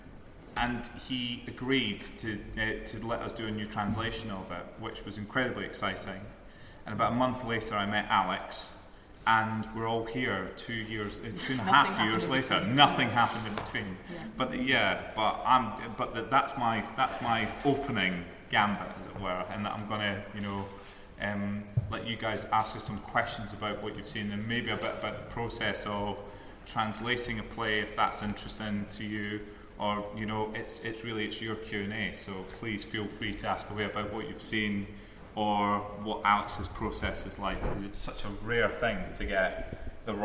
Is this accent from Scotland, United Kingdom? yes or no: yes; Scotland, United Kingdom; accent: Scottish